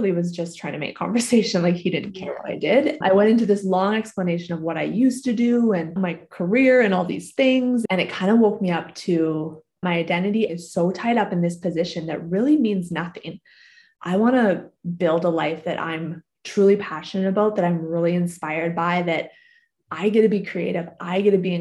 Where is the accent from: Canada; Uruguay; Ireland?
Canada; moved away as an adult; now in Pittsburgh, United States; I'm originally from Canada